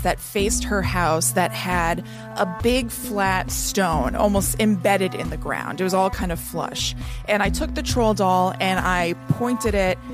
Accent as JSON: {"language": "English", "region": "New Jersey", "country": "United States", "tie": "born or raised there", "said": "I'm from New Jersey."}